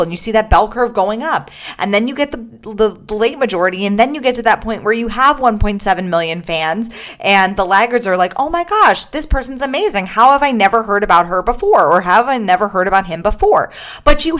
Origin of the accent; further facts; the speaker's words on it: Los Angeles, California, United States; also born or lived in Gold Coast, Australia; I am currently in the Gold Coast of Australia, not in my hometown of Los Angeles